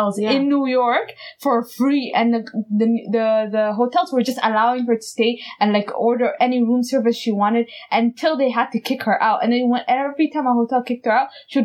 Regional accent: Dubai, United Arab Emirates; moved away; I'm from Dubai.

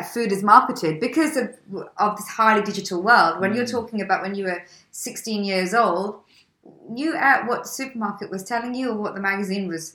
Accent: Leicester, East Midlands, United Kingdom; I grew up in Leicester, the northern part of the country

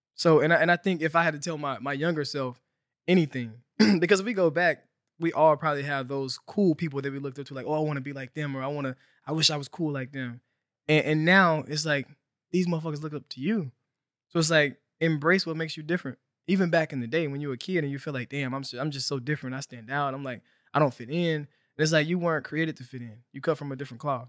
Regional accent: Helena, Arkansas, United States; moved away as an adult; also born or lived in Fayetteville, Arkansas; now in Los Angeles, United States; I'm from Helena. I'm from Arkansas. So I grew up, you know, very poor, underrepresented area.

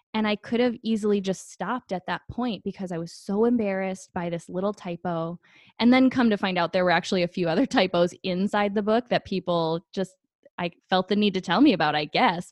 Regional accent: Green Bay, Wisconsin, United States; moved away as an adult; now in Phoenix, United States; I grew up in Green Bay, Wisconsin. I am a Midwest girl at heart. I live in Phoenix, Arizona now

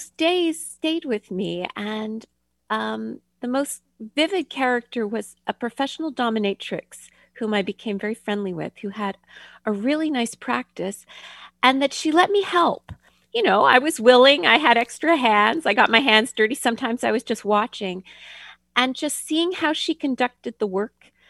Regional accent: Ottawa, Ontario, Canada; moved away; I grew up in Canada

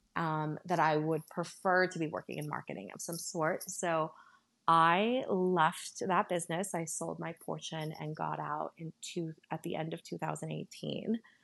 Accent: Northern Virginia, United States; also born or lived in San Salvador, El Salvador; I grew up in Northern Virginia

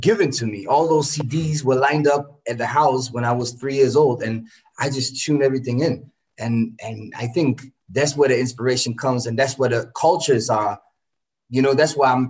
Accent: Berlin, Germany; moved away as an adult; also born or lived in Ghana; now in Hamburg, Germany; I was born and raised in Berlin, Germany

